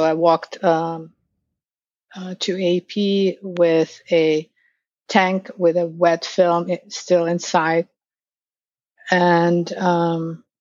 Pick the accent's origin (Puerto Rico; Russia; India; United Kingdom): Russia; Ufa, Bashkortostan; moved away as an adult; now in New York City, United States; in Russia, I'm from Ufa. It's the capital of Bashkortostan, on tip of the Ural Mountains in Russia.